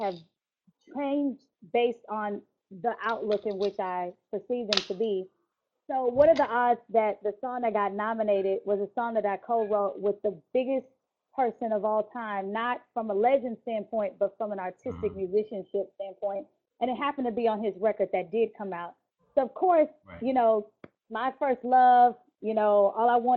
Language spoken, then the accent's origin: English; Houston, Texas, United States; My growing up in Houston, my parents, they're not musicians.